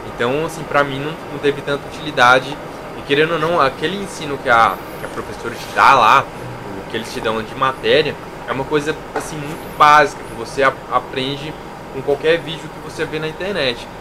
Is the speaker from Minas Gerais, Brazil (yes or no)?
yes; interior of Minas Gerais, Brazil; eu sou de Minas Gerais, sou do interior de Minas